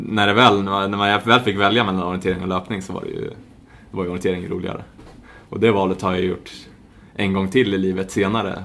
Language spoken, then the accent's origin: Swedish; Stockholm, Stockholm County, Sweden; moved away as an adult; also born or lived in Spartanburg, South Carolina, United States; now in Gothenburg, Sweden; född och uppvuxen i Stockholm, eh, Hässelby